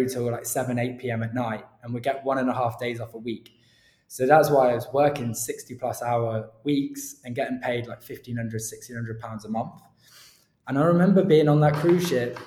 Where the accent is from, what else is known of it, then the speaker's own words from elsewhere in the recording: Cornwall, South West England, United Kingdom; I grew up in Cornwall. Literally just on the bridge of Cornwall, sort of fake Cornwall, across the bridge from Plymouth